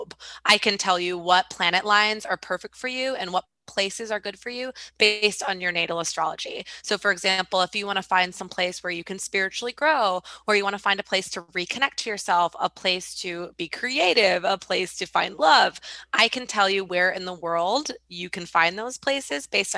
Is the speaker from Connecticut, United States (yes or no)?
no; New York, United States; New York, for example, for me, my hometown, for example, for me, kind of negative places.